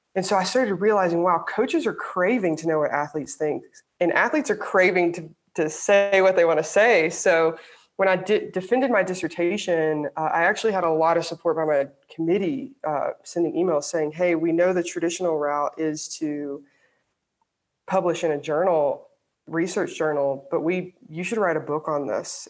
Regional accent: Alabama, United States; I grew up in the South, I grew up in Alabama

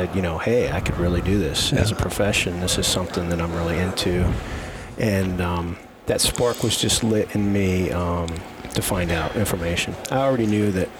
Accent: New Jersey, United States; moved away as an adult; also born or lived in Rhode Island; I'm from New Jersey and got involved in the drug-free powerlifting circuit there in high school

